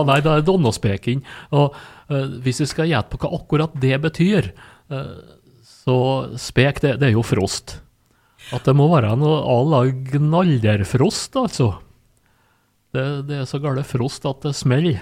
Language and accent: Norwegian; Sunndalen, Møre og Romsdal, Norway; heimplassen min, da, Sunndalen.